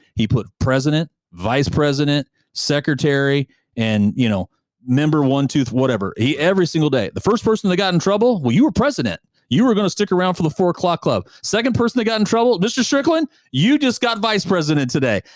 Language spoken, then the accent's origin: English; United States; as an American